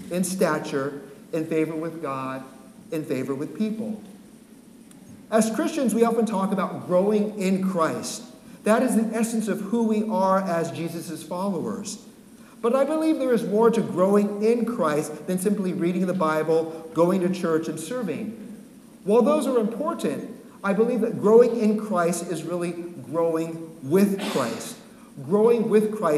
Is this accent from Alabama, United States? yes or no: no; San Francisco, California, United States; moved away as an adult; also born or lived in Santa Cruz Mountains, California; now in Massachusetts, United States; Born and raised in San Francisco